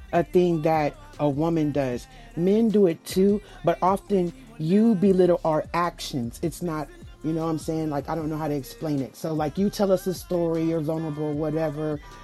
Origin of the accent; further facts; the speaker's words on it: the South, United States; I'm from the South.